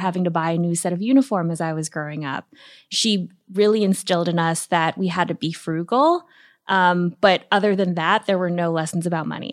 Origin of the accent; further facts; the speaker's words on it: Guam; moved away as an adult; also born or lived in New York City; I moved from Guam, a tiny island in the Pacific where I was born and raised